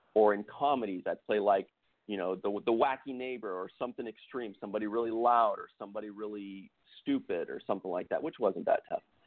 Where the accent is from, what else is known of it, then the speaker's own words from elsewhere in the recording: San Jose, California, United States; moved away as an adult; now in Los Angeles, United States; I was from San Jose and I'd played in some some bands